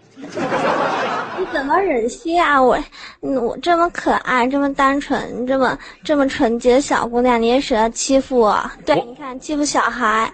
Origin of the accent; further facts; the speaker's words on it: Sichuan, China; 我来自四川